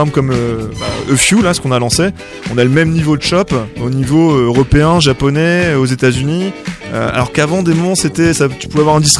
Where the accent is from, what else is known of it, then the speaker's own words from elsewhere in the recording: Marseille, Provence-Alpes-Côte d'Azur, France; Je suis de Marseille euh, de la région, j'ai mon truc humain quoi.